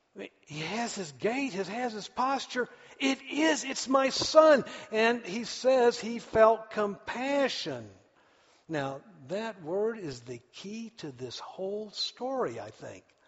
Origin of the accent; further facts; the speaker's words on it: United States; I'm an American